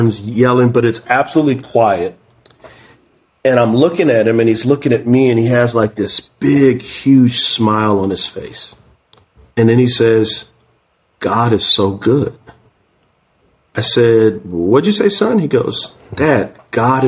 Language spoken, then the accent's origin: English; San Antonio, Texas, United States; I'm from San Antonio